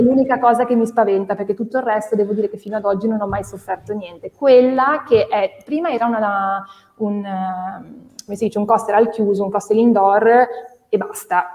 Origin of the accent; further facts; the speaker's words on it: Genoa, Liguria, Italy; io sono di Genova